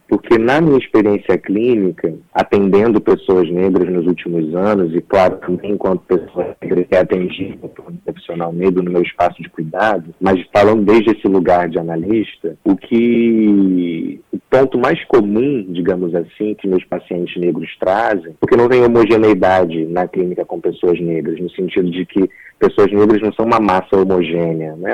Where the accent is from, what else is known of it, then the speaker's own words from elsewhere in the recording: Nova Friburgo, Rio de Janeiro, Brazil; Eu sou de Nova Friburgo, que é no interior do estado do Rio